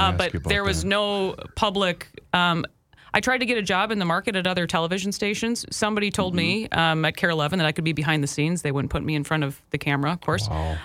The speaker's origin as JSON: {"language": "English", "region": "Minnesota", "country": "United States", "said": "as a Minnesotan"}